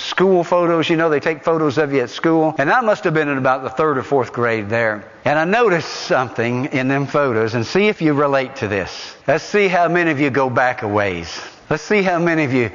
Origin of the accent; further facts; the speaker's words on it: Morgan and Roane County, Tennessee, United States; I grew up right here in Morgan and Roane County